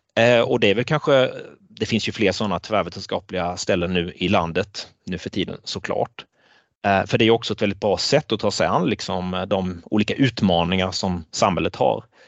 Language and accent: Swedish; Blekinge, Sweden; moved away as an adult; also born or lived in Jokkmokk; now in Jönköping, Sweden; person från Blekinge, där jag växte upp